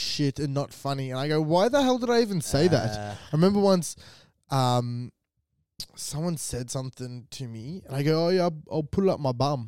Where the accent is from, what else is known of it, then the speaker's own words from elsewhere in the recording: Diamond Creek, Victoria, Australia; me being Italian and I've faced racial diversity in my life from growing up in Diamond Creek